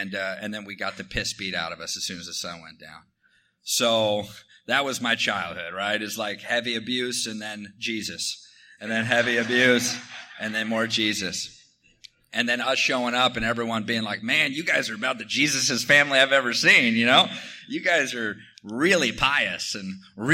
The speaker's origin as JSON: {"language": "English", "region": "Washington", "country": "United States", "tie": "born or raised there", "said": "I grew up in Washington State in an alcoholic household"}